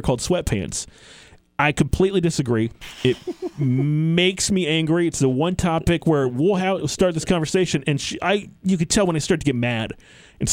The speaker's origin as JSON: {"language": "English", "region": "New York", "country": "United States", "tie": "born or raised there", "said": "growing up in New York"}